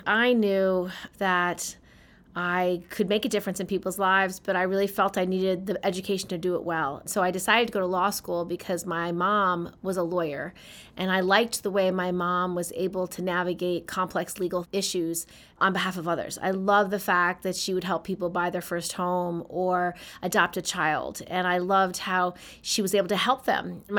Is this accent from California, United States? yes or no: no; Albany, New York, United States; I was born in Albany, New York.